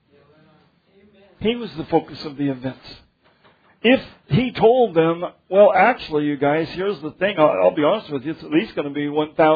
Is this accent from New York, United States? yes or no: no; Denver, Colorado, United States; I grew up in Denver where things are laid out straight